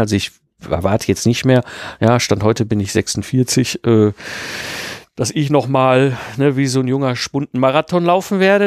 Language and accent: German; Ruhr area, North Rhine-Westphalia, Germany; ich bin ja ein Kind des Ruhrpots zwischen Kohle und Stahl groß geworden